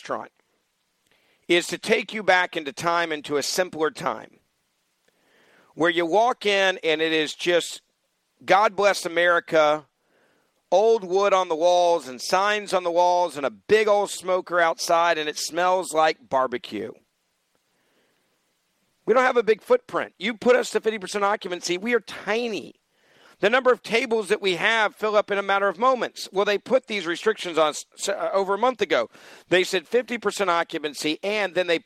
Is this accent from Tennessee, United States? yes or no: yes; Memphis, Tennessee, United States; Memphis, Tennessee, my hometown